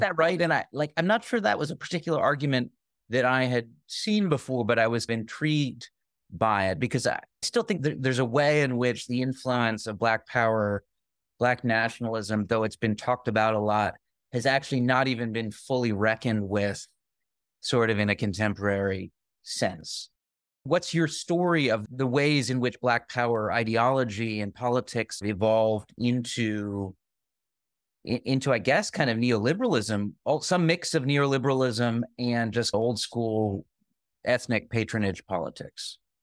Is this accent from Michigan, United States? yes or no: no; Springfield, Massachusetts, United States; I grew up in Springfield, Massachusetts